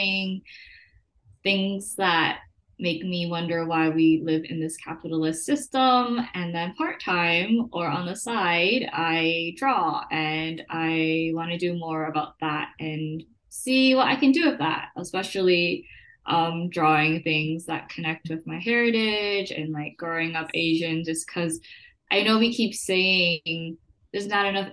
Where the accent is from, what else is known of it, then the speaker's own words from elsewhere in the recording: Macau; now in New York, United States; we were both born and raised in Macau. We were classmates and then we both moved to the States